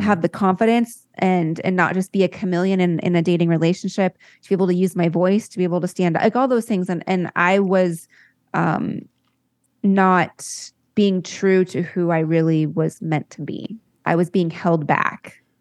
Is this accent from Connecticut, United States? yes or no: no; La Jolla, California, United States; I grew up in La Jolla, California